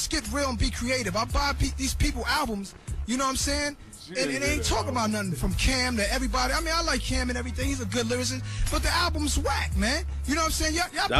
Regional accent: Queens, New York, United States; I ain't no sucker, man. I'm right here. I'm made from Queens.

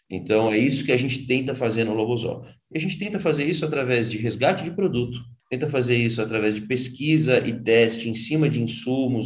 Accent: São Paulo, Brazil; eu voltei para São Paulo

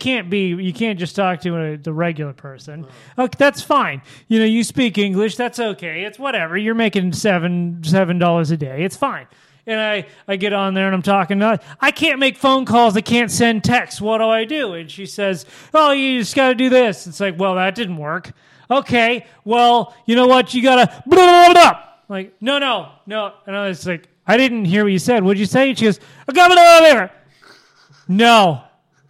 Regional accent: United States; I'm American

